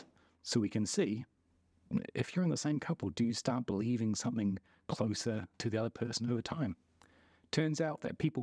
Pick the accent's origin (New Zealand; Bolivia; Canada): New Zealand; oh, if you grew up in New Zealand and I'm from New Zealand, that doesn't count as us being similar because look around us.